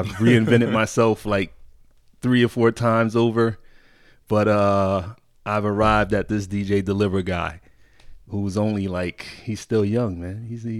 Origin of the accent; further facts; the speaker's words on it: Connecticut, United States; But yeah, I grew up in Connecticut, small state.